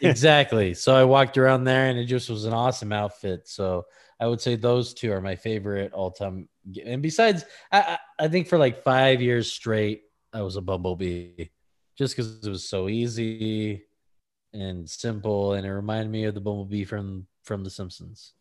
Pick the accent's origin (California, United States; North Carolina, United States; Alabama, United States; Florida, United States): California, United States; Lancaster; I'm from Lancaster, California, tumbleweed town